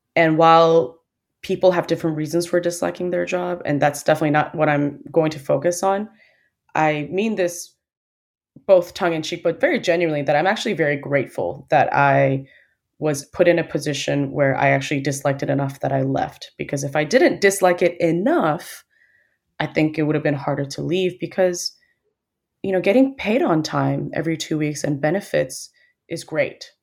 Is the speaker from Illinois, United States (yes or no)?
yes; Chicago, Illinois, United States; moved away as an adult; also born or lived in Seoul, South Korea / Dallas, Texas; I was born in Chicago, but I did spend a little bit of time with some formative years in Seoul. So I moved there when I was in first grade, and I did just public primary school there